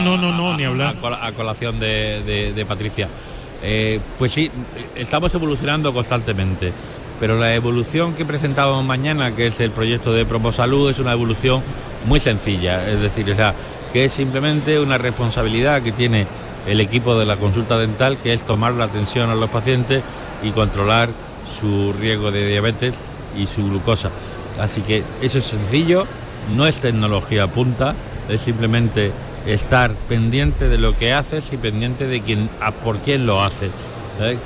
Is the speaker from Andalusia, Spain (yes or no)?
yes; Granada, Andalusia, Spain; now in Almería, Spain; yo que soy de Granada y vivo en Almería